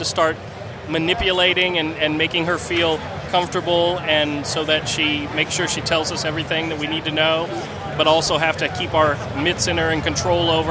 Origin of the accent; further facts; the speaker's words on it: Florida, United States; I'm from Florida